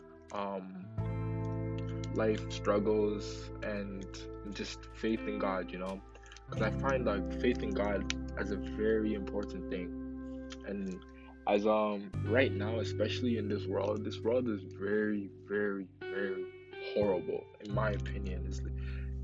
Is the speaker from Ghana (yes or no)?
yes; Ghana; now in Canada; Obviously, I wasn't born in Canada. I was born in Ghana